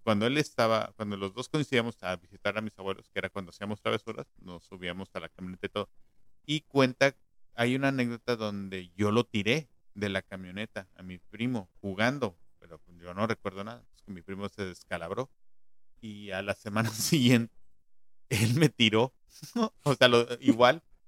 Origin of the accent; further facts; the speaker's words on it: Mexico City, Mexico; moved away; yo de niño eh, vivía todavía en la Ciudad de México